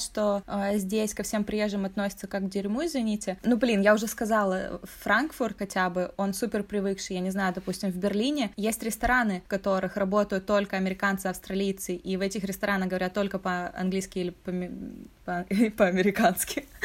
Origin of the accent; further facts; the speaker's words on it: Russia; now in Europe; Я из России